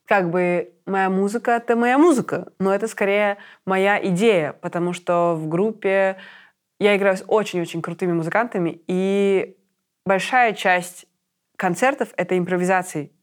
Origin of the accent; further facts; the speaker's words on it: Minsk, Belarus; moved away as an adult; now in Berlin, Germany; я минчанка